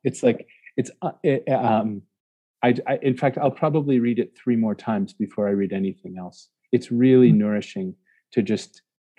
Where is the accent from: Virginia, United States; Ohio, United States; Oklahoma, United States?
Ohio, United States; when I was young, growing up in Ohio, in the middle of the United States